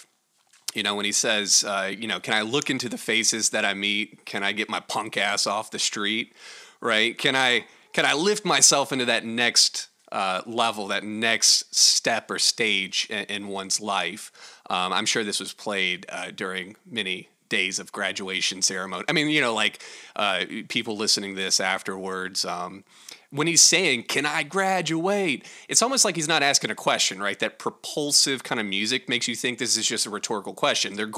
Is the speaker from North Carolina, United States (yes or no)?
yes; North Carolina, United States; I'm from North Carolina